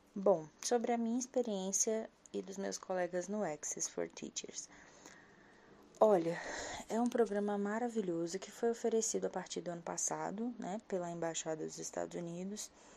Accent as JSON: {"language": "Portuguese", "town": "Brasília", "region": "Federal District", "country": "Brazil", "tie": "born or raised there", "said": "eu sou de Brasília, moro em Taguatinga, uma das cidades satélites aqui de Brasília."}